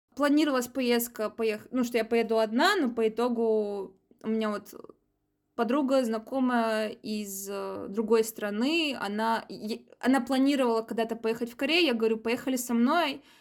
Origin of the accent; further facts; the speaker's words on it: Saint Petersburg, Russia; я из Петербурга